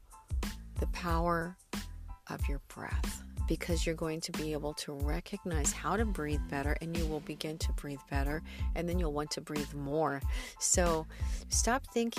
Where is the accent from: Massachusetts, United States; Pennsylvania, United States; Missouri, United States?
Missouri, United States; the Ozarks, southern; moved away as an adult; also born or lived in Los Angeles, California; now in California, United States; It's right in the center of the Midwest, southern Missouri, actually